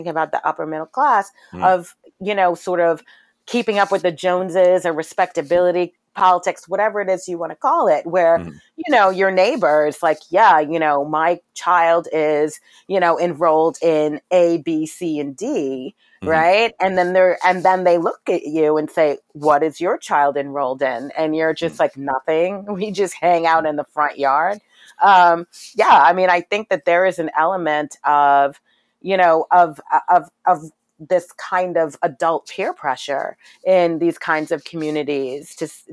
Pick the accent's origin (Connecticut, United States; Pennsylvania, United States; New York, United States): New York, United States; New York City; I was raised in Brooklyn during the height of the crack cocaine epidemic